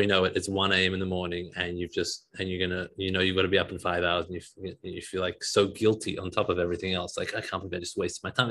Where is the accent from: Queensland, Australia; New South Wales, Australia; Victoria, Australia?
New South Wales, Australia; Sydney; now in Detroit, United States; I come from Sydney, Australia, currently living in Detroit.